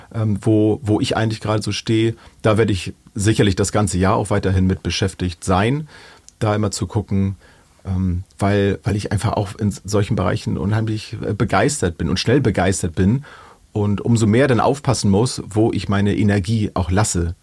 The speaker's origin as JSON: {"language": "German", "country": "Germany", "said": "bei uns in Deutschland"}